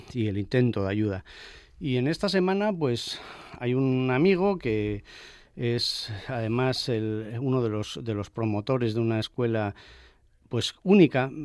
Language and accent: Spanish; Spain; also born or lived in Asturias; ahora me toca ponerles voz en mi país